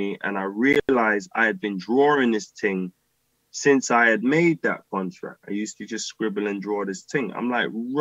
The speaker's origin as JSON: {"language": "English", "region": "London", "country": "United Kingdom", "tie": "born or raised there", "said": "growing up in Deptford, Blue Bar"}